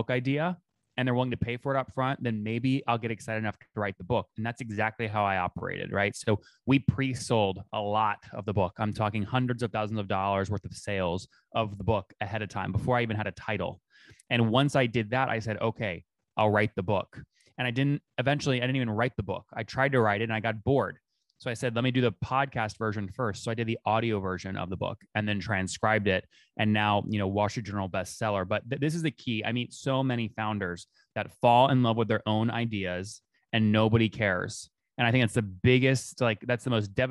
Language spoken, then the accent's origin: English; Loudoun County, Northern Virginia, United States; moved away as an adult; now in Austin, United States; I grew up in Northern Virginia, in Loudoun County